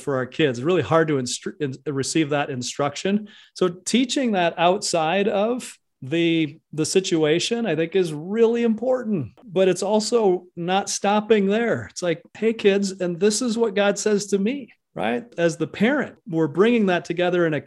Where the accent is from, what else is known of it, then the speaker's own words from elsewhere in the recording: Hawaii, United States; accent: Hawaiian Pidgin; In our family, if somebody would say, I'm starting to become hoo-hoo, or you're making me hoo-hoo, it was like we're talking Hawaiian pigeon